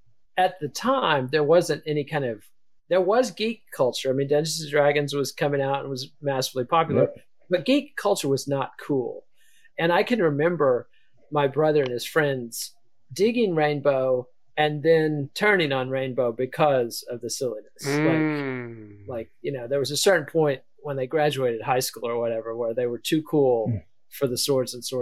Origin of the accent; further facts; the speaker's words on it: Borger, Texas, United States; growing up in Borger, Texas in the 70s and early 80s